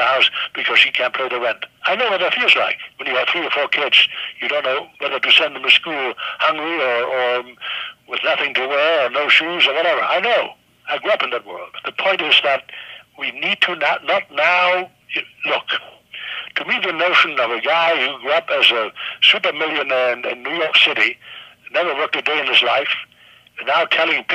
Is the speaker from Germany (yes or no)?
yes; Germany; English is a second language; moved away; I was born in Nazi Germany